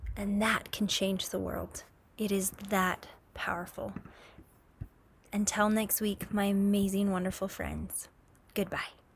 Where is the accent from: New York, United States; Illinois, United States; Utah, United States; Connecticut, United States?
Utah, United States; I'm from Utah